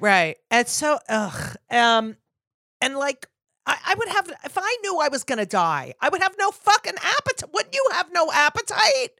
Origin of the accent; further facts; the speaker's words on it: New Jersey, United States; I grew up in New Jersey